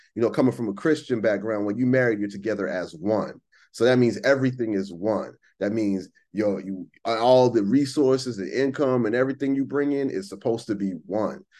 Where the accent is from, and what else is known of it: United States